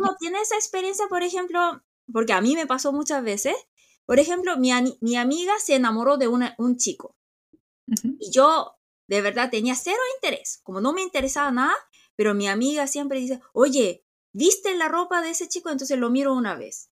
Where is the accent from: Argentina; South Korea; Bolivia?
South Korea; nosotros somos muy coreanos, coreanos somos muy coreanos